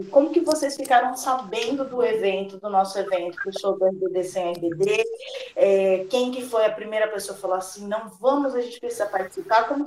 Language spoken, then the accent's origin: Portuguese; São Paulo, Brazil; eu sou do interior de São Paulo, né?